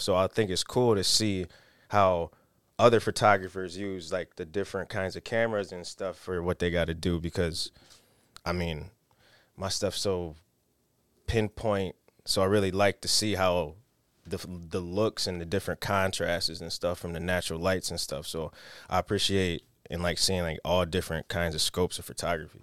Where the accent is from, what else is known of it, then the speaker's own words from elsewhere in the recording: Rochester, New York, United States; I'm from Rochester.